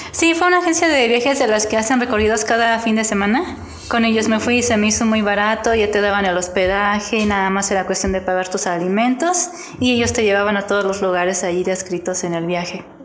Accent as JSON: {"language": "Spanish", "region": "Querétaro", "country": "Mexico", "tie": "born or raised there", "also_born_or_lived": "Mexico City / San Juan del Río", "said": "yo originalmente nací en el DF, pero pues prácticamente toda mi vida he vivido aquí en, Querétaro. Estuve viviendo unos años en San Juan del Río"}